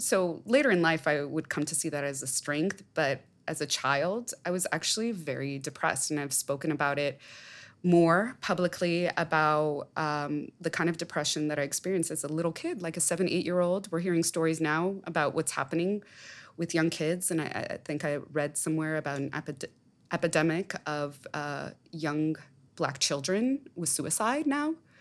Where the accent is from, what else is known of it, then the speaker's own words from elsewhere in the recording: Southern California, United States; I was born in Southern California.